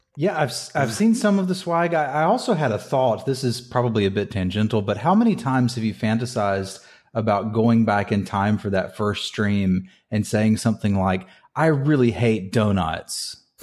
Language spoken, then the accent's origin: English; United States; I'm from, I'm from Carolina